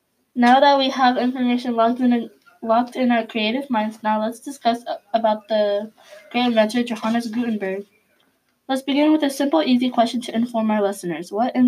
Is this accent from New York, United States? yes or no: no; San Jose, California, United States; your host. Welcome to our first Grand Century podcast. A little bit about myself is that I'm from San Jose, California.